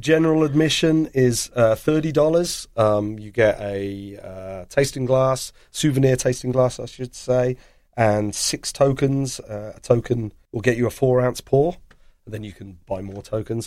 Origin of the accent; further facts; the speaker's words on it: England, United Kingdom; moved away as an adult; now in Baltimore, United States; I'm born and raised in England